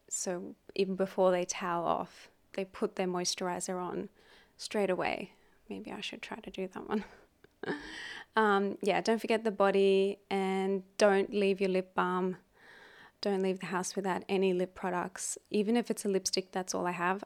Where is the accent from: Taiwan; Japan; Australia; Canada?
Australia; now in Hong Kong; my home country, which is Australia.